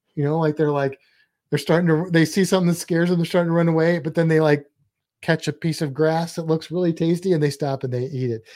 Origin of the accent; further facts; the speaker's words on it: St. Louis, Missouri, United States; I'm from Saint Louis